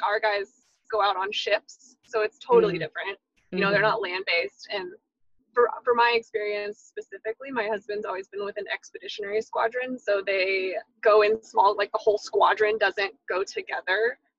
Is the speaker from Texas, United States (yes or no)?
yes; Houston, Texas, United States; moved away as an adult; now in Florida, United States; I am born and mostly raised in Texas, in Houston specifically, and then went to Texas A&M